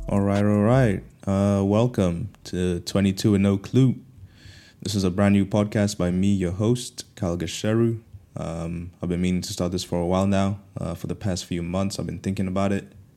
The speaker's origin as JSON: {"language": "English", "country": "Kenya", "tie": "born or raised there", "also_born_or_lived": "Canterbury, United Kingdom", "moved": "as an adult", "lives_now": "United Kingdom", "said": "growing up in Kenya, um, coming to the U K for university"}